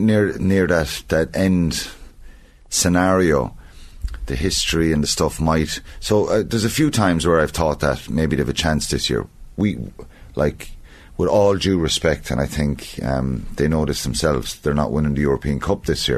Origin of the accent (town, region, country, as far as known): Ireland